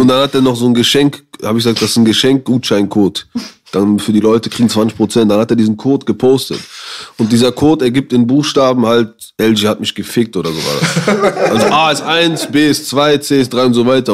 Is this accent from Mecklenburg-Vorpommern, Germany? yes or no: no; Düsseldorf, North Rhine-Westphalia, Germany